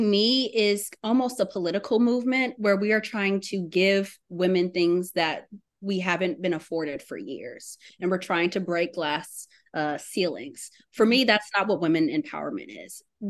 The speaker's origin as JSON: {"language": "English", "town": "Papillion", "region": "Nebraska", "country": "United States", "also_born_or_lived": "Texarkana, Texas / Houston, Texas", "said": "And I'm originally from Papillion, Nebraska. I'm a military kid, so I've kind of lived everywhere. But Texarkana, Texas, and Houston is where I call home."}